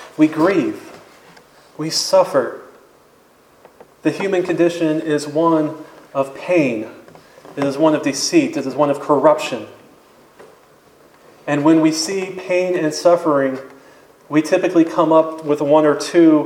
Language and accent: English; Apopka, Florida, United States; I'm from Apopka